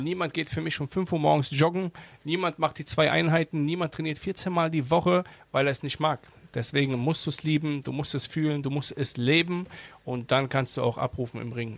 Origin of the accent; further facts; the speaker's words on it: Germany; klar bin ich hier aufgewachsen in Deutschland